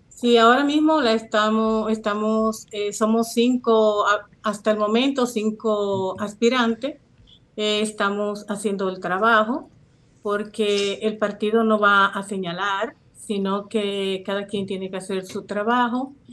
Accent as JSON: {"language": "Spanish", "town": "Santiago de los Caballeros", "region": "Santiago", "country": "Dominican Republic", "also_born_or_lived": "Manhattan, New York", "moved": "yes", "lives_now": "New York, United States", "said": "Soy de Santiago de los Caballeros y tengo aproximadamente 25 años viviendo en Manhattan"}